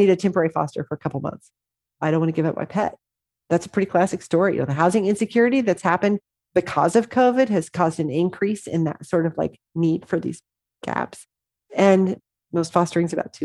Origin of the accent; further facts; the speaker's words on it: Southwest Missouri, United States; moved away; I grew up in Southwest Missouri.